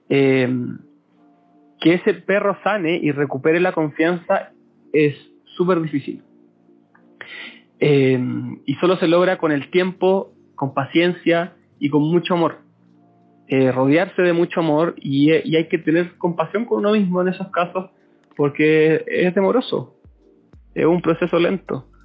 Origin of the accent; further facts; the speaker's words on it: Coyhaique, Aysén, Chile; now in Concepción, Chile; tengo 26, soy de Coyhaique, pero ahora vivo en Conce. Como estoy aquí ya hace, hace hartos añitos ya